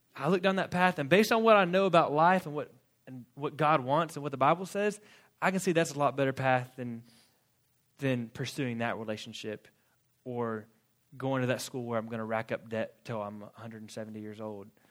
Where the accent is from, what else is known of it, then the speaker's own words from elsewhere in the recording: Florida, United States; moved away as an adult; also born or lived in Fort Worth, Texas; I grew up in Florida, went to college in Florida